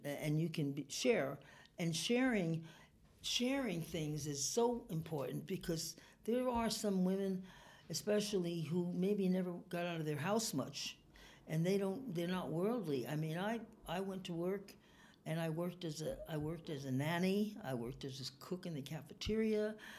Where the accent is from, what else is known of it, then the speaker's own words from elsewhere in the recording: New York, United States; also born or lived in California; now in Reno, United States; I came from New York